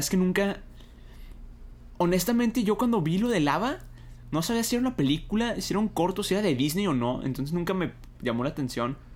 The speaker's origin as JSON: {"language": "Spanish", "town": "Monterrey", "region": "Nuevo León", "country": "Mexico", "said": "Soy de Monterrey, más aviso."}